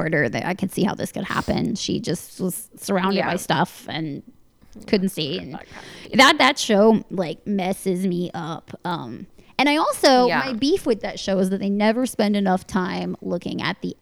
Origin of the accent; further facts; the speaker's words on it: Northern Virginia, United States; I grew up in Northern Virginia